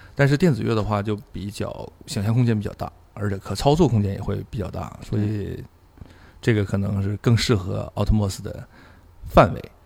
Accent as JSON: {"language": "Chinese", "town": "Yingkou", "region": "Liaoning", "country": "China", "tie": "born or raised there", "said": "我家，我生活在海边，就是我嗯。是生在大海边儿，因为我是那个辽宁营口的人"}